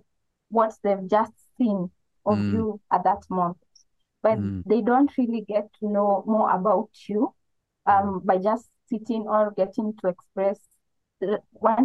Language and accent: English; eastern Kenya, Kenya; now in Nairobi, Kenya; I come from Kenya. I'm from the eastern part of Kenya, but I currently reside in Nairobi